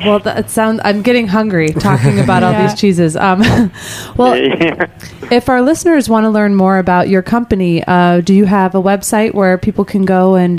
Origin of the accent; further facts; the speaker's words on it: outside of Chicago, Illinois, United States; now in New York, United States; I grew up outside of Chicago